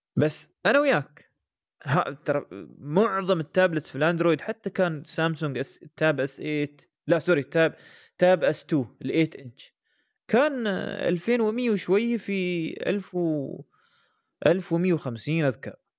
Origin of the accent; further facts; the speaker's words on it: United Arab Emirates; عندنا في الامارات مش موجود